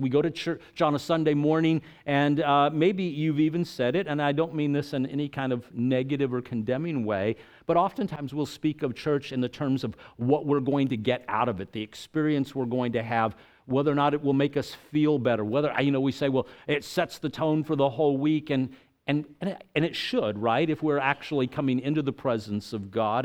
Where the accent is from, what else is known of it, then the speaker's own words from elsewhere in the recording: El Paso, Texas, United States; moved away as an adult; also born or lived in Tampa, Florida; I grew up in El Paso, Texas